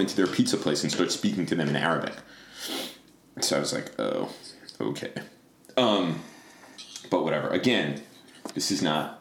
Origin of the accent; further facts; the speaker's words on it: Long Island, New York, United States; I grew up on Long Island during the Islanders dynasty as a Rangers fan